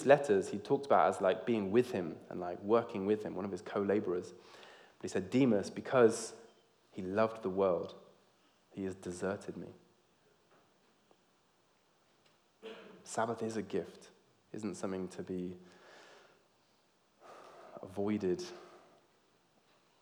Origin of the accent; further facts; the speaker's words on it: Georgia, United States; I grew up in the South in America, in Georgia